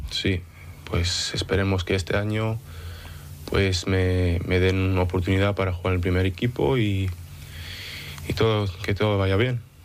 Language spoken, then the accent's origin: Spanish; Manchester, North West England, United Kingdom; also born or lived in Dénia, Spain / Oviedo, Spain; now in London, United Kingdom; me nací en Denia eh, y con 6, 7 años me moví a Manchester, en Inglaterra, con mi madre